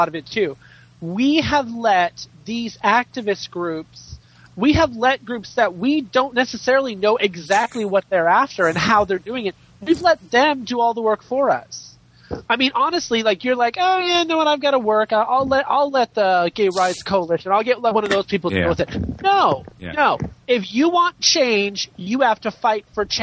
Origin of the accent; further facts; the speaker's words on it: Southern California, United States; I'm from Southern California